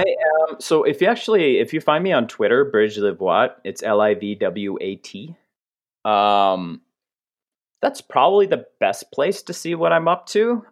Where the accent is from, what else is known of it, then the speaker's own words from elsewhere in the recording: Canada; I'm Canadian